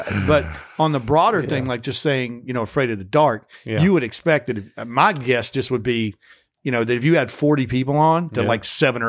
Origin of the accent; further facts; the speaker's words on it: North Carolina, United States; If you took the same show and you took it to my hometown in North Carolina, you'd get the fear of hell a lot more than you would out here.